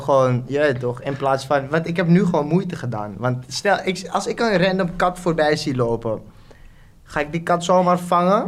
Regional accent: Suriname; moved away as an adult; now in Netherlands; Ik, eh, geboren in Suriname, woon nu net acht jaar in Nederland

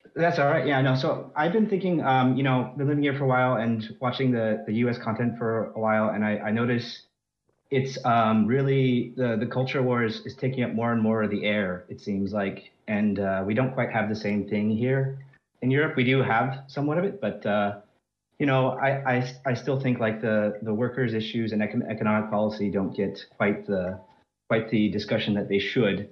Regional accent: United States; moved away as an adult; now in France; I'm actually American, but I've been living in France since about twenty eighteen

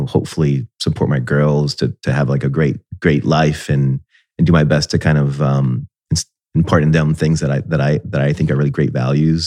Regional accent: Puerto Rico; moved away as an adult; also born or lived in Miami Beach, Florida, United States; now in Columbus, United States; growing up in Miami and in Puerto Rico, you kind of get used to paradise

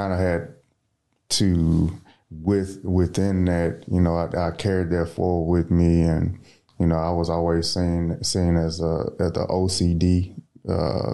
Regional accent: Port Arthur, Texas, United States; I'm from Port Arthur, Texas, down southeast Texas

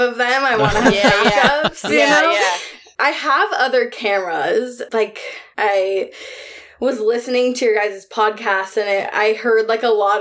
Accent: New York, United States; moved away as an adult; also born or lived in Brooklyn; now in Portland, United States; my family's all from New York. Like, I was born in New York.

